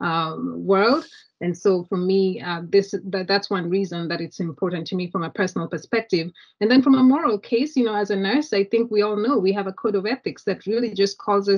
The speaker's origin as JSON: {"language": "English", "country": "Kenya", "tie": "born or raised there", "moved": "as an adult", "lives_now": "United States", "said": "I was born and raised in Kenya, immigrated to the United States many years ago"}